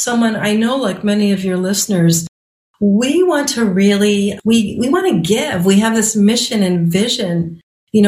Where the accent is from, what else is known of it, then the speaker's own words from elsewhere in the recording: Chicago, Illinois, United States; now in northern Michigan, United States; I'm from Chicago in the suburbs